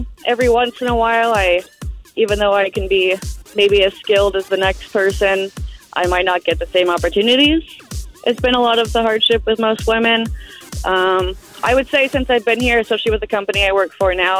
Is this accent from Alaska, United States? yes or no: yes; Alaska, United States; moved away; I'm originally from Alaska